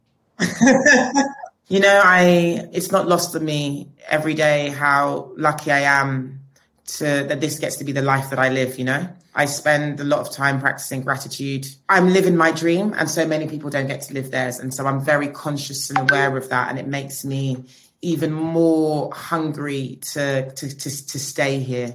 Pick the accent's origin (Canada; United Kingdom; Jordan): United Kingdom; London; We're British, we're like born in London, but we are, we aren't from London, you know, we're, we're British Nigerian